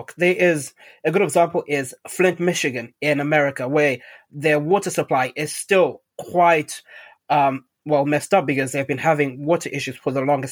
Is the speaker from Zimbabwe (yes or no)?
yes; Zimbabwe; moved away; when I was growing up in Zimbabwe, we had a fish tank in our house